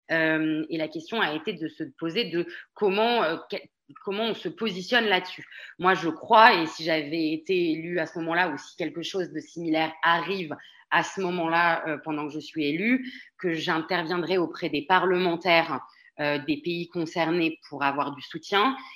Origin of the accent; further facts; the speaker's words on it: France; moved away as an adult; je suis une vraie Française de l'étranger. Je suis partie de France à 23 ans.